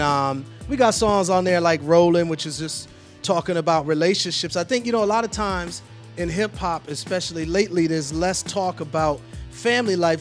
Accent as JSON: {"language": "English", "town": "Milwaukee", "region": "Wisconsin", "country": "United States", "moved": "yes", "lives_now": "Atlanta, United States", "said": "I'm from Milwaukee initially, yeah. though, so I've been in Atlanta ever since '87"}